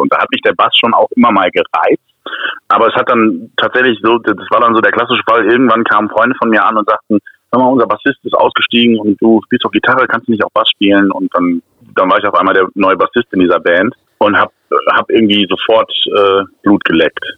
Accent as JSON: {"language": "German", "town": "Bochum", "region": "North Rhine-Westphalia", "country": "Germany", "tie": "born or raised there", "moved": "yes", "lives_now": "Cologne, Germany", "said": "aus, aus Köln, also gebürtig aus Bochum, mittlerweile seit vielen Jahren Wahlkölner"}